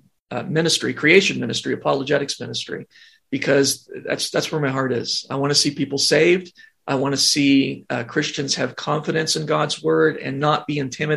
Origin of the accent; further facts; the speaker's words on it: Ohio, United States; I grew up in Ohio